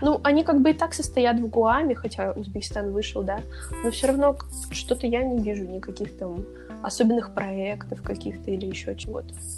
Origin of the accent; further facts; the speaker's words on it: Siberia, Russia; я россиянка, там, я сибирячка